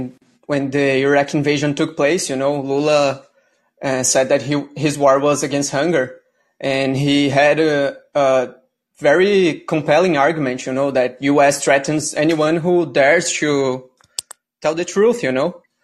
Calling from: Brazil; So I am the caller from Brazil.

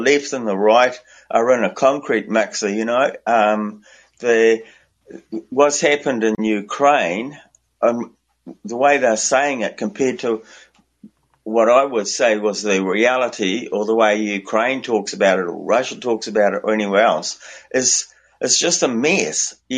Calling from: New Zealand; I'm calling from Aotearoa, New Zealand.

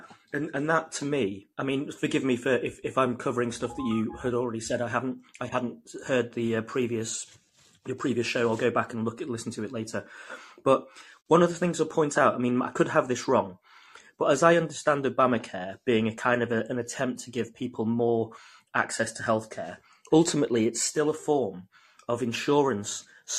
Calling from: United Kingdom; From the UK.

